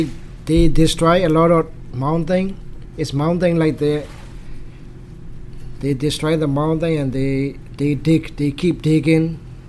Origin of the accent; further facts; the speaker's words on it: Yangon, Yangon Region, Myanmar; English is a second language; moved away; my hometown is the capital of Burma.